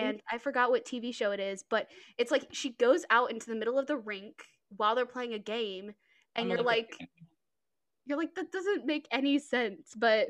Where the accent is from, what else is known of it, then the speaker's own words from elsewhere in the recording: Texas, United States; I'm from Texas